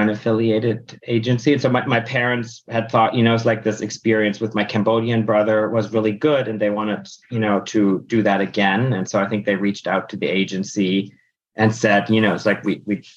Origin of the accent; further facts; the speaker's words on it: Berlin, Germany; first language German; English is a second language; So I grew up in Germany, in Berlin, Germany. I was born there to an American father and a German mother. Grew up actually speaking mostly German at home